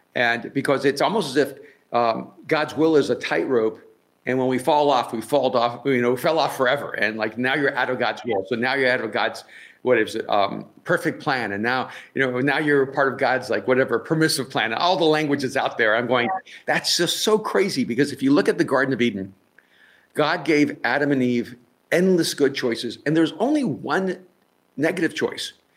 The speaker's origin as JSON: {"language": "English", "country": "El Salvador", "said": "I'm from El Salvador"}